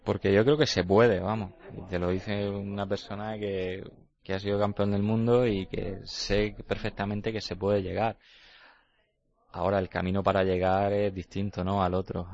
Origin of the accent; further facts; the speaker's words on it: Llano de Brujas, Region of Murcia, Spain; por Llano de Brujas, por mi pueblo